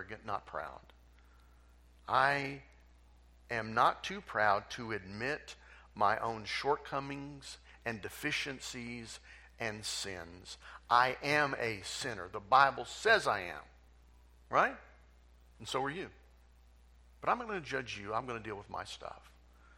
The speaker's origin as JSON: {"language": "English", "town": "Tulsa", "region": "Oklahoma", "country": "United States", "tie": "born or raised there", "moved": "as an adult", "said": "I was raised in Tulsa. Grew up in Tulsa. Went to Tulsa schools, went to Will Rogers High School, went to University of Tulsa. I am Tulsa bred and born"}